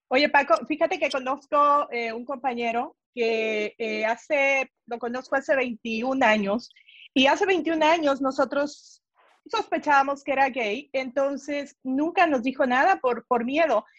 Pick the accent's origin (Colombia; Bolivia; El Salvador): El Salvador; moved away; yo soy del Salvador